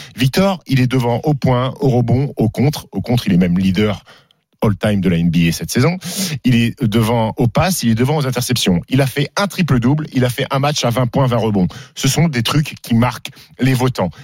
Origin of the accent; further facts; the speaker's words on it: France; en tant que Français